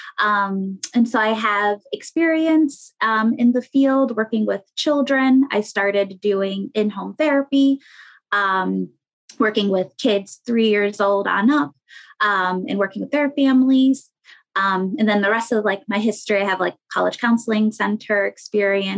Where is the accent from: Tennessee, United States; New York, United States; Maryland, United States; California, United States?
New York, United States; Rochester; moved away; also born or lived in Queens, New York / Springfield, Massachusetts; I'm originally from Rochester, New York